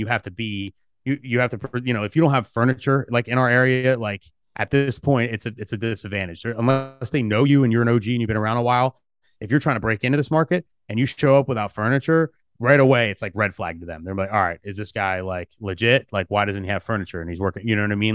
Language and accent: English; New Jersey, United States; South Jersey, I'm from South Jersey.